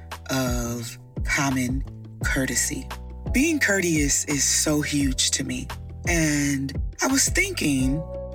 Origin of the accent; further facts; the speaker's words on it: Midwest, United States; I'm from the Midwest.